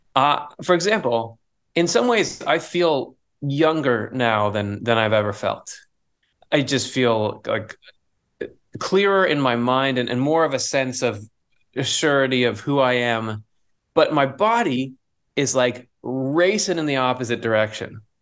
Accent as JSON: {"language": "English", "region": "Michigan", "country": "United States", "tie": "born or raised there", "said": "I was born in Michigan"}